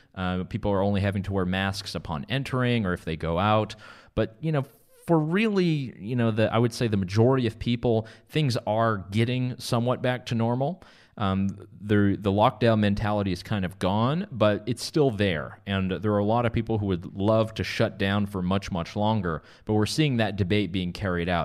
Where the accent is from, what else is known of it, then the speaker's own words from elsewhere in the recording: Canada; now in North Carolina, United States; Canada, my home country